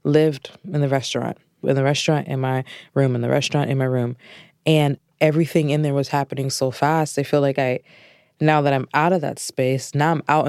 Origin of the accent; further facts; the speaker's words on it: Orlando, Florida, United States; I'm from Orlando, Florida.